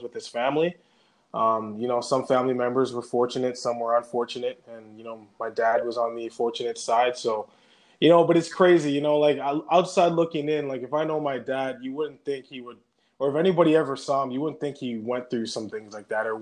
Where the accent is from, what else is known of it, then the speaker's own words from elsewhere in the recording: Gatineau, Canada; also born or lived in Saskatoon, Saskatchewan / Montreal, Quebec; at 10 years old, we moved to the Gatineau, Ottawa